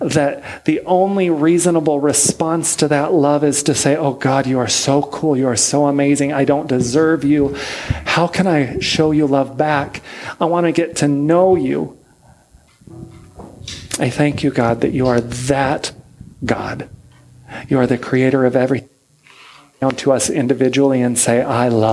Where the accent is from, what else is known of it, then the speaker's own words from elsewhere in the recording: United States; moved away as an adult; now in Niš, Serbia; I'm an American. I was raised here